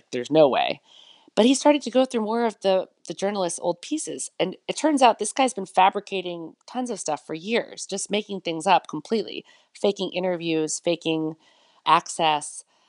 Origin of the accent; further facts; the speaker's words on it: United States; Because I'm from the United States, it's easy for me to go almost anywhere in the world if I want to do a story.